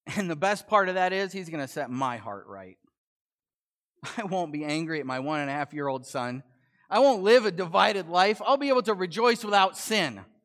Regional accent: United States; I am an American

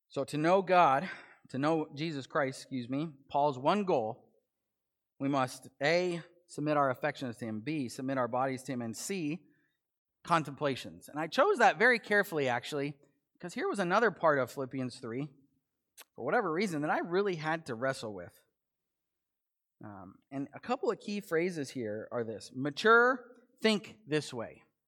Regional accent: United States; I am an American

